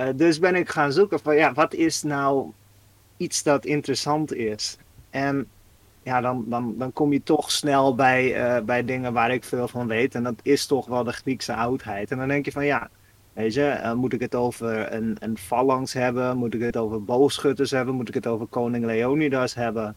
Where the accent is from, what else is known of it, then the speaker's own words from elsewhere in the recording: Netherlands; als Nederlander